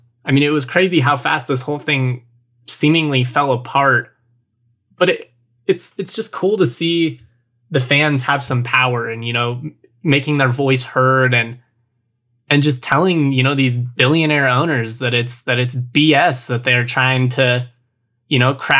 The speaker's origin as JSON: {"language": "English", "country": "United States", "said": "I'm American."}